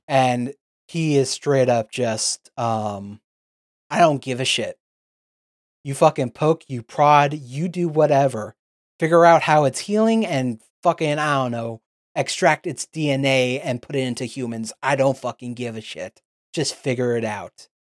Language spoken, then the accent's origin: English; United States; We're American